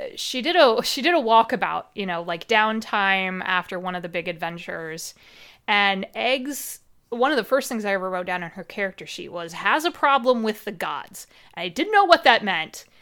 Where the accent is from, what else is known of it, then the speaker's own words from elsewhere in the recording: Midwest, United States; accent: Midwestern; I grew up in the middle of nowhere. You could probably tell from my accent. I'm American. I'm very Midwestern